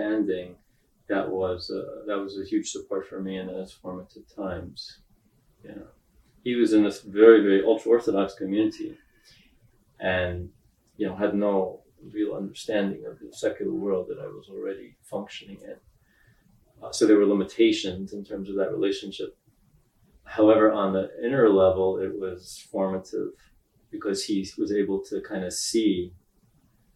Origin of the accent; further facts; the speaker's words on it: New York City, New York, United States; also born or lived in Israel; I was born in Israel, but I grew up in Brooklyn, New York